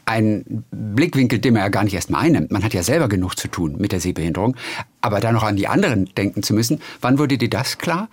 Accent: Stockelsdorf, Schleswig-Holstein, Germany; meine Heimat ist ja Stockelsdorf

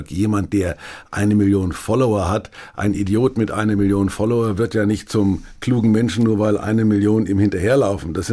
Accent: Bavaria, Germany; Ich war neulich in meiner fränkischen Heimat

